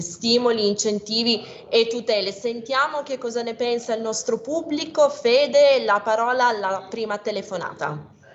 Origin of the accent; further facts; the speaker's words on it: Piedmont, Italy; io sono piemontese